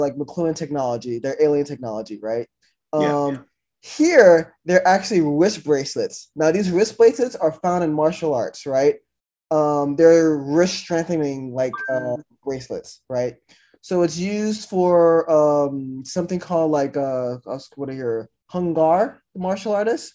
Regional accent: the South, United States; me growing up in the South

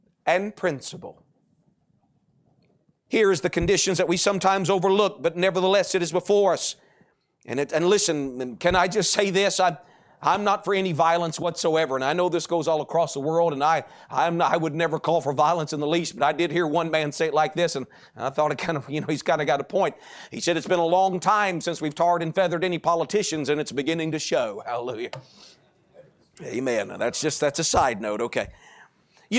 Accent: United States; as an American, okay? Because that's my country

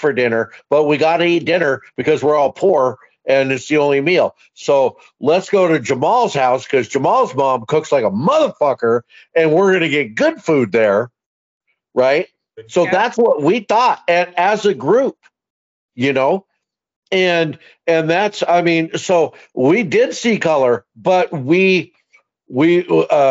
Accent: Tacoma, Washington, United States; moved away as an adult; now in Williston, United States; I was raised in Tacoma, Washington, right? And I grew up in a very diverse neighborhood

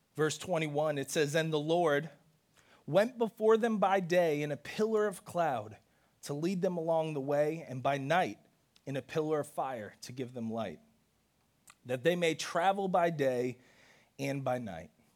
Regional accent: New York City, New York, United States; I was born in the Bronx

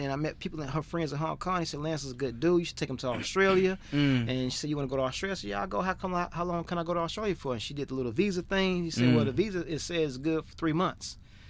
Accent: Chicago, Illinois, United States; And I don't know if it was because I'm from America and from Chicago and got that humbleness, that humble heart, that God-fearing heart, those manners.

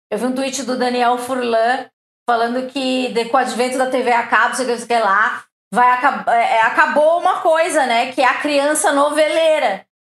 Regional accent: Santa Catarina, Brazil; eu sou catarinense, né?

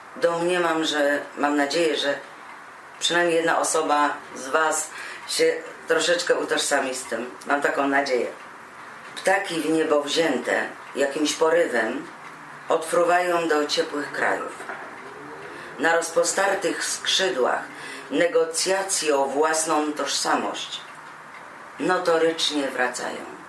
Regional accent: Poland; now in Germany; do kraju, w którym się urodziłam, w którym się wychowałam

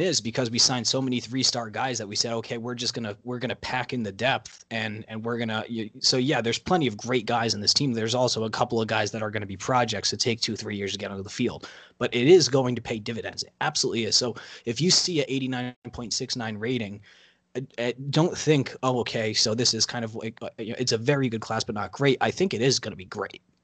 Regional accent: New England, United States; growing up in New England over the past twenty years

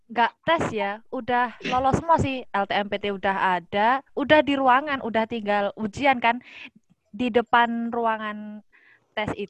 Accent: Surabaya, East Java, Indonesia; sebenarnya aku asli Surabaya tapi kan aku sekolahnya dari SD sama sampai SMA kan di desa jadi di sekarang sekarang pun masih di desa

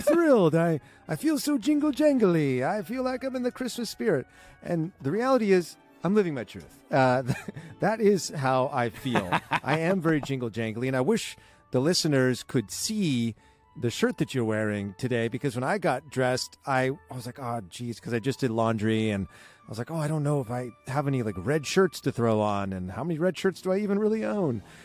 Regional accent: Southern California, United States; I grew up in Southern California

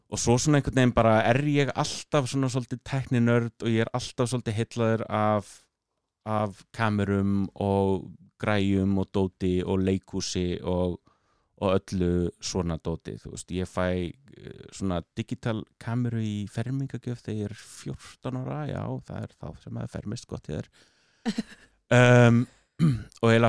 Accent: Akureyri, Northeastern Region, Iceland; now in United States; ég er akkuringur, ég er á norðan

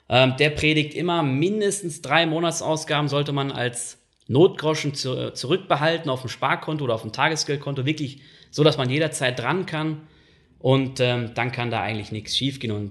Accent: North Rhine-Westphalia, Germany; ich bin im Ruhrgebiet aufgewachsen, da ist der Ton nun mal rauer

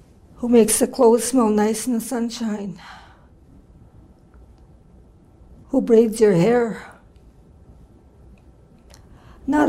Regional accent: Kenora, Ontario, Canada; I'm from the Treaty 3 area, Kenora, Ontario. And I'm Ojibwe Okwe from there

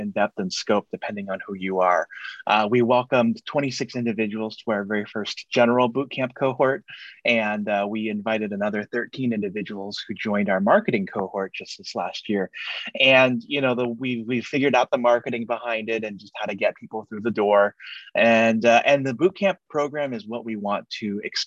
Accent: Silicon Valley, California, United States; I'm here in the San Francisco Bay Area, born and raised here in Silicon Valley

